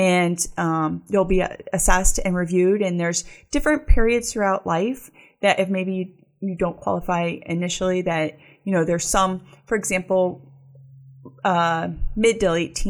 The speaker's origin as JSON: {"language": "English", "town": "Akron", "region": "Ohio", "country": "United States", "tie": "born or raised there", "said": "I grew up in Akron and I grew up in a neighborhood called Goodyear Heights"}